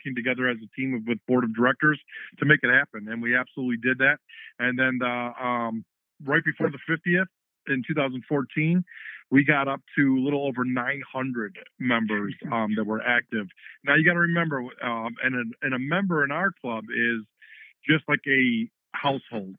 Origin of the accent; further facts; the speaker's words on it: Dearborn, Michigan, United States; growing up in Dearborn